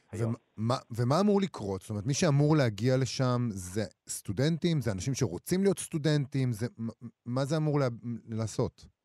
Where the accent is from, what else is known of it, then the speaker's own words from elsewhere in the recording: Israel; אנחנו ישראלים